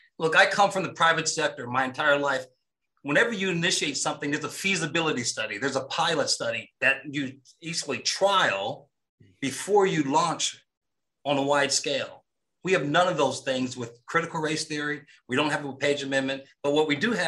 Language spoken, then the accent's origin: English; New York City, New York, United States; now in Minnesota, United States; I grew up in Harlem, New York, part of my childhood